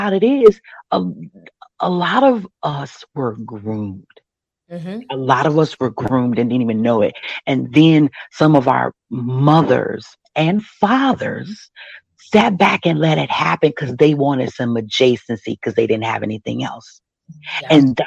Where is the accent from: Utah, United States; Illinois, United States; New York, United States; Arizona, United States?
Illinois, United States; Chicago; I'm from Chicago